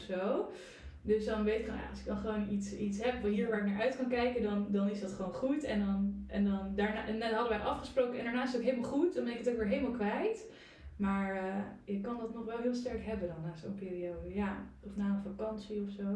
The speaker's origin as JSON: {"language": "Dutch", "town": "Breukelen", "region": "Utrecht", "country": "Netherlands", "tie": "born or raised there", "also_born_or_lived": "The Hague", "moved": "as an adult", "said": "ik kom uit Breukelen"}